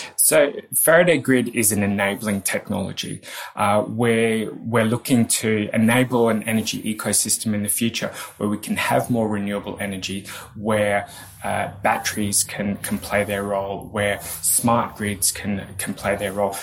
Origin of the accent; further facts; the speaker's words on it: Australia; accent: Australian; moved away as an adult; now in United Kingdom; I am indeed an Australian.